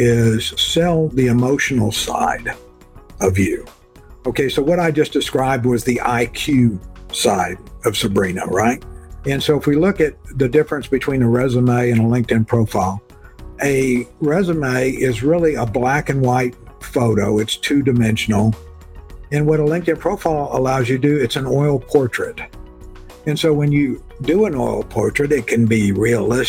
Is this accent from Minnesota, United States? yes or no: no; South Texas, United States; moved away as an adult; I grew up in South Texas